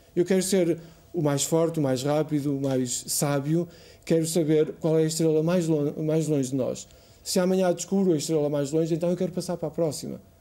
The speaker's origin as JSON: {"language": "Portuguese", "town": "Póvoa de Varzim", "region": "Norte", "country": "Portugal", "tie": "born or raised there", "also_born_or_lived": "Lisbon", "moved": "as an adult", "said": "eu nasci em, na Pova, a Ergivai, na Pova de Varzim, e estudei eh, na primária em Argivai, na escola, na, no liceu, na escola secundária eh, essa de Queiroz"}